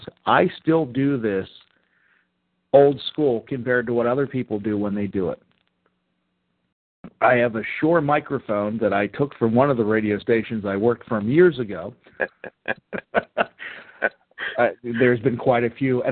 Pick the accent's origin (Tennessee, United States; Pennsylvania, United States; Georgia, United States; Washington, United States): Pennsylvania, United States; Mars; moved away; I grew up in Butler County. I grew up in Mars, Pennsylvania